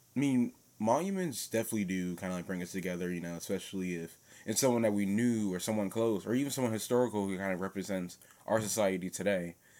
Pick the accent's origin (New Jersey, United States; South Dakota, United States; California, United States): New Jersey, United States; now in Philadelphia, United States; I was born in New Jersey